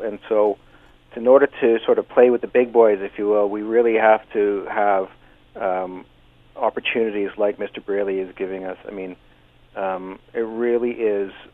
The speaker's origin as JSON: {"language": "English", "country": "Canada", "also_born_or_lived": "Hamilton, Ontario", "said": "we're very Canadian"}